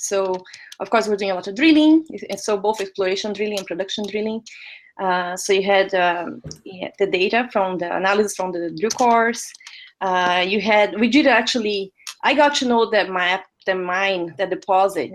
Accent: Brazil; moved away; I'm originally from Brazil, so I was working in Brazil

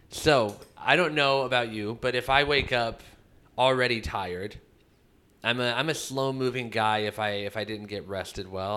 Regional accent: Midwest, United States; I was raised in the Midwest

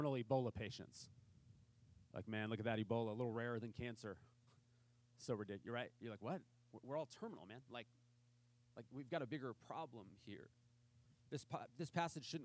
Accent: Imperial Beach, California, United States; I grew up in Imperial Beach

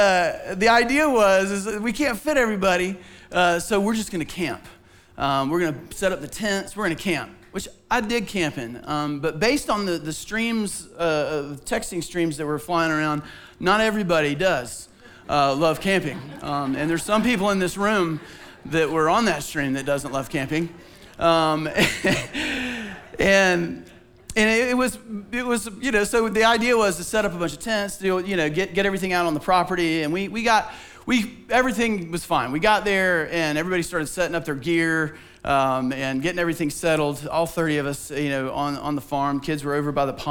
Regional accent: Bible Belt, Southeast, United States; growing up in the Southeast in the Bible Belt

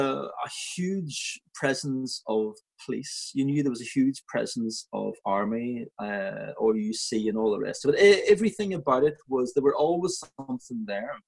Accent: Lurgan, Northern Ireland, United Kingdom; moved away as an adult; also born or lived in Belfast; now in England; the town I was brought up in is a wee town called Lurgan, and it's in Northern Ireland

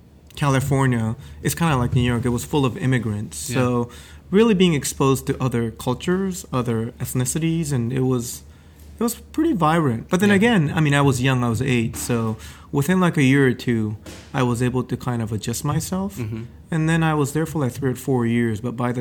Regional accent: Gifu, Japan; Well, I was brought up in Japan in this little old town in Gifu Prefecture, which is in the middle of the Japanese Big Island.

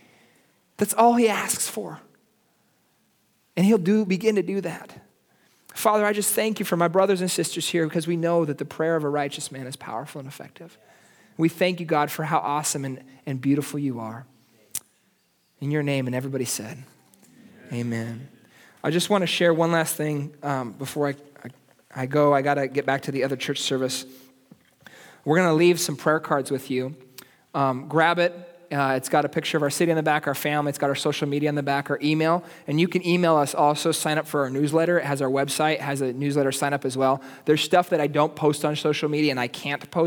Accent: United States; now in Santa Cruz, Bolivia; I'm an American, I'm from here, but this is where my kids have grown up.

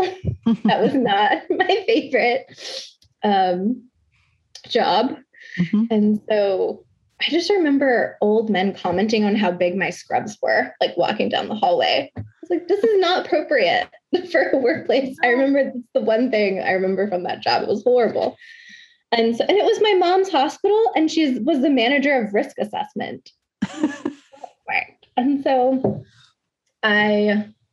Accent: Conroe, Texas, United States; I grew up in Conroe, Texas, which is a very white, suburban, conservative, religious place

